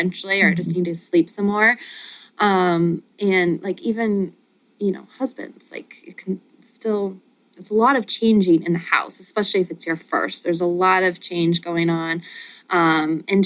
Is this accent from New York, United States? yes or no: no; Montana, United States; moved away as an adult; now in Michigan, United States; I'm from Montana